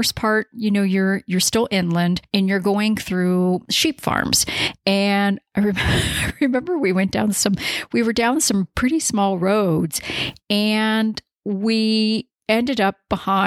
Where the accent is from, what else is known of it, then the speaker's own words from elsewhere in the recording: Ohio, United States; moved away as an adult; also born or lived in Colorado; where I grew up in Ohio, or where I had lived where I was living at the time in Colorado